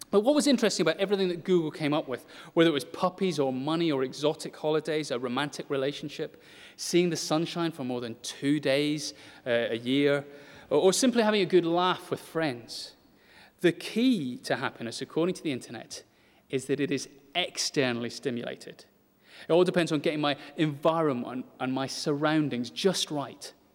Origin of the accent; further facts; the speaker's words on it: United Kingdom; if we're British